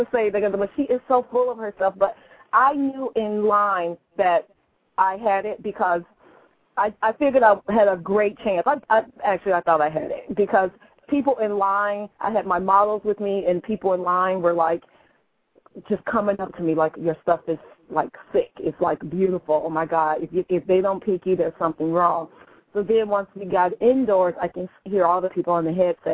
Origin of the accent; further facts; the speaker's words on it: Chicago, Illinois, United States; moved away; I am from the Chi, 312.